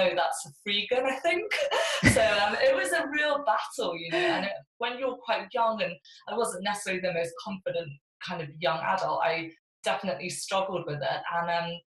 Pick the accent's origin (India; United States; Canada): India; South India; I was weaned on fish as a baby in South India, where I was born. I was born in India